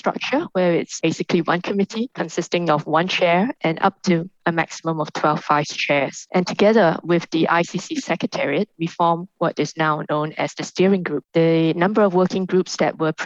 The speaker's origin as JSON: {"language": "English", "country": "Singapore", "tie": "born or raised there", "said": "I'm a Singaporean. I grew up in a multicultural international trading hub"}